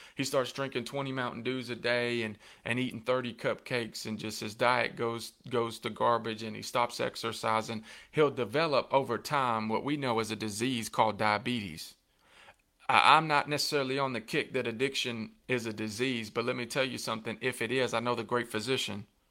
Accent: Coffee County, Tennessee, United States; in my hometown and in my ho-, my home county

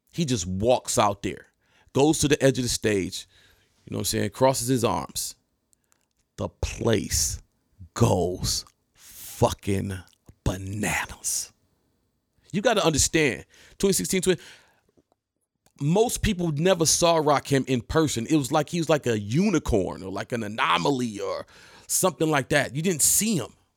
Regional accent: Detroit, Michigan, United States; I'm from Detroit

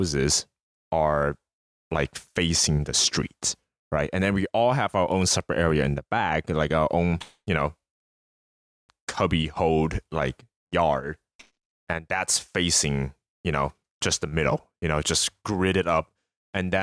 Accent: United States; we as American growing up

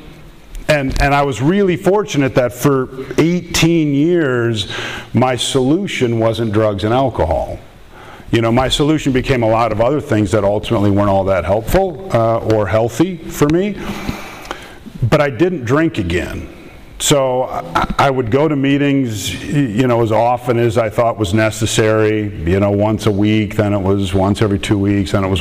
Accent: Minnesota, United States; I'm from Minnesota, so if I say things like "you betcha" or something, I apologize ahead of time.

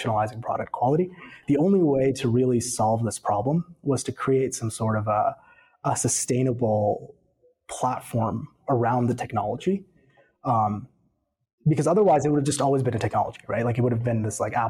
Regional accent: Atlanta, Georgia, United States; also born or lived in Stanford; I grew up here in Atlanta

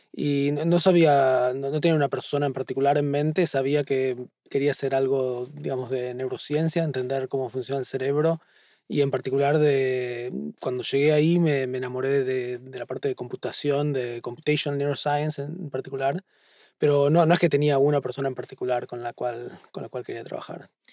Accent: Buenos Aires, Argentina; moved away as an adult; now in Boston, United States; En el barrio de Flores, en Buenos Aires, en Capital

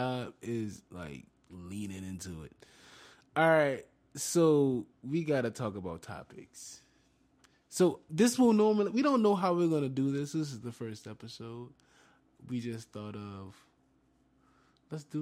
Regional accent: New Orleans, Louisiana, United States; We're from New Orleans

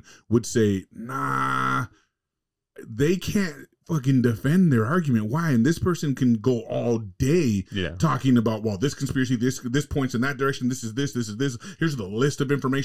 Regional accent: California, United States; moved away; growing up in California in the hood

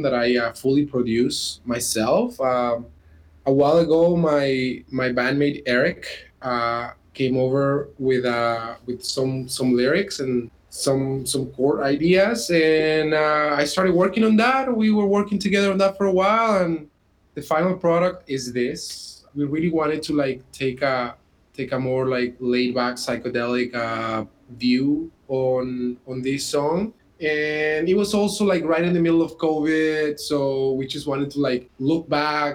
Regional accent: Peru; also born or lived in Canada; now in Edmonton, Canada; I'm originally from Peru, down in South America, but I've been in Canada for over 10 years now.

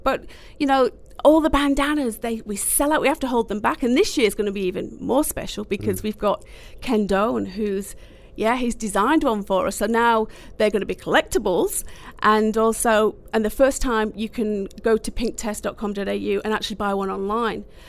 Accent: Manchester, North West England, United Kingdom; now in Australia; I'm from Manchester

